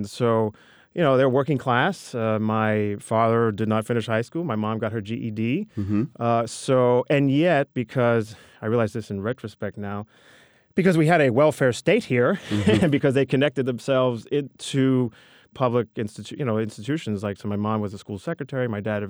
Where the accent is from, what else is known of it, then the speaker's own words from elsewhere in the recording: Bronx, New York, United States; Co-op City.